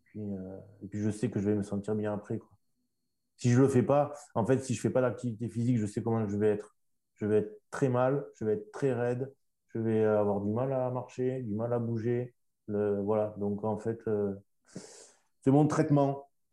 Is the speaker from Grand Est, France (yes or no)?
no; Toulouse, Occitania, France; de Toulouse, ma, ma ville natale aussi